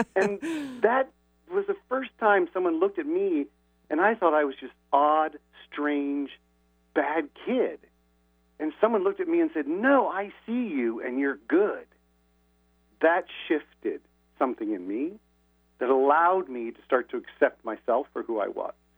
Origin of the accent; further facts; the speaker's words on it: Indianapolis, Indiana, United States; moved away; I haven't lived in my hometown Indianapolis for a long time now